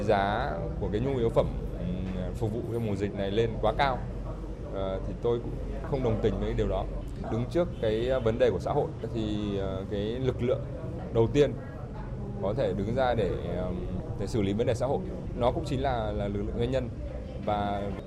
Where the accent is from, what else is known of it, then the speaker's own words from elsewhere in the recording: Trung Du, hometown Vinh Yen, Vinh Phuc, Vietnam; là người sinh ra và lớn lên ở vùng Trung